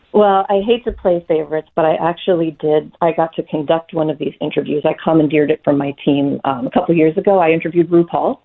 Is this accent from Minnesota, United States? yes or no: yes; Minneapolis, Minnesota, United States; moved away as an adult; also born or lived in New York City; I grew up in Minneapolis, Minnesota